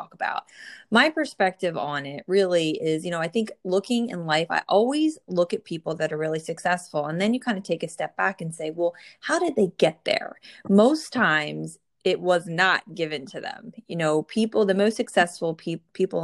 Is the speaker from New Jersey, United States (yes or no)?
yes; New Jersey, United States; born or raised there